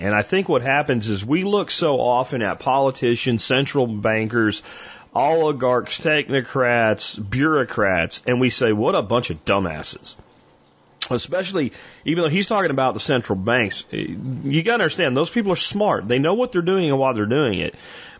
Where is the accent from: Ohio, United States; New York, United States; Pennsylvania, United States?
Pennsylvania, United States; also born or lived in Florida; now in Texas, United States; I grew up in Pennsylvania and Florida